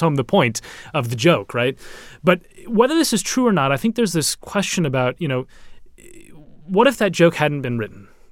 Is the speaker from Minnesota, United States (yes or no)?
yes; Minneapolis, Minnesota, United States; now in London, United Kingdom; I'm from Minneapolis